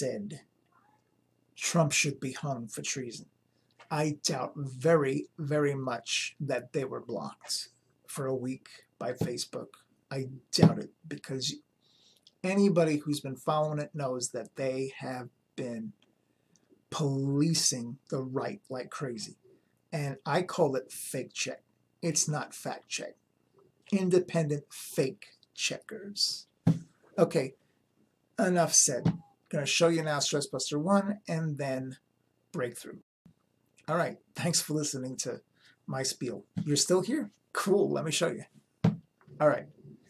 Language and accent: English; New York, United States; Growing up in New York